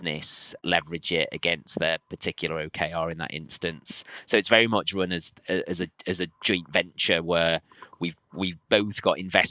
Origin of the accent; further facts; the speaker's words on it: Liverpool, North West England, United Kingdom; my hometown of Liverpool